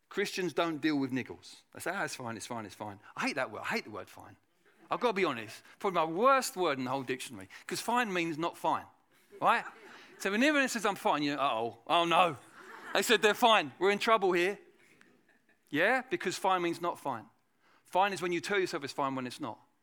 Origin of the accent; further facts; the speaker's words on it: England, United Kingdom; in England